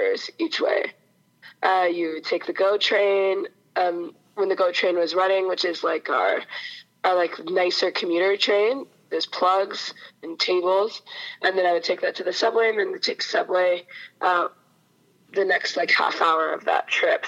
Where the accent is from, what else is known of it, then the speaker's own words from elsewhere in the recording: Mississauga, Ontario, Canada; I grew up in Mississauga, so it's basically like a little suburb of Toronto